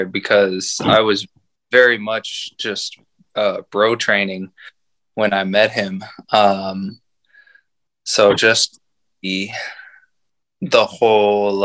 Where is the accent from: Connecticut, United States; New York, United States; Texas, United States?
Texas, United States; San Antonio; I am from San Antonio, Texas. I have lived in Texas pretty much my whole life